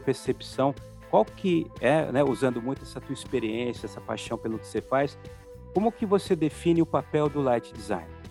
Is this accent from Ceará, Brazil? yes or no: no; Paulista, São Paulo, Brazil; eu como paulista